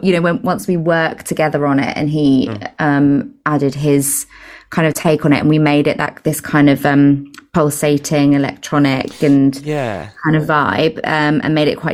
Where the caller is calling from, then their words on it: Brighton, South East England, United Kingdom; So I'm calling from East Sussex at the moment.